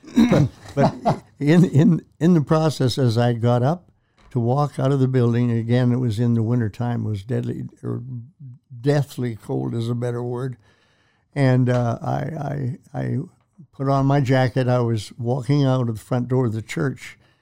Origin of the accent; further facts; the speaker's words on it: Prince Albert, Saskatchewan, Canada; moved away as an adult; also born or lived in Edmonton; a childhood friend, that I grew up with in Prince Albert, Saskatchewan.